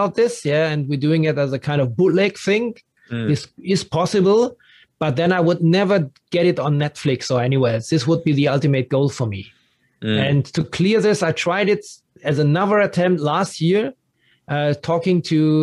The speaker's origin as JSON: {"language": "English", "town": "Dortmund", "region": "North Rhine-Westphalia", "country": "Germany", "tie": "born or raised there", "also_born_or_lived": "Berlin", "second_language": "English", "moved": "as an adult", "lives_now": "Frankfurt, Germany", "said": "I grew up in Dortmund"}